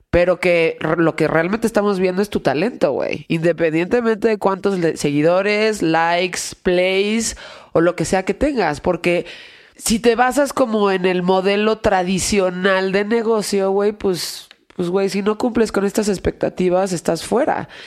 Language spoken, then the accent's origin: Spanish; Mexico; Sí, dices, güey, soy eh, mexicano.